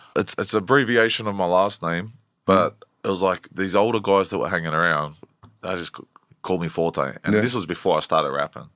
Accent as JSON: {"language": "English", "town": "Blacktown", "region": "New South Wales", "country": "Australia", "tie": "born or raised there", "also_born_or_lived": "Prospect, New South Wales", "said": "I grew up in Blacktown area."}